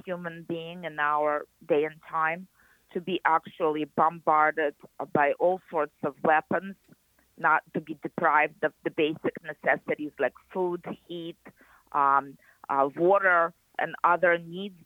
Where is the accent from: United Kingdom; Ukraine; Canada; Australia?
Ukraine; Kyiv; moved away as an adult; also born or lived in Naples, Florida; now in United States; I actually was born in Kiev, and I lived there my entire life in the USSR